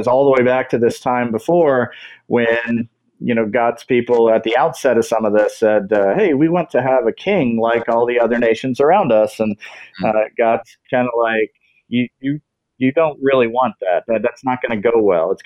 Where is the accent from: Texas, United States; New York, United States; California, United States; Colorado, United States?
Texas, United States; moved away; I'm recently back here in Texas. That is my home state